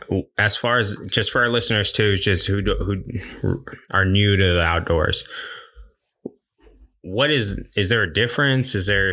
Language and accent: English; North Texas, United States; moved away as an adult; now in Louisiana, United States; I grew up in Texas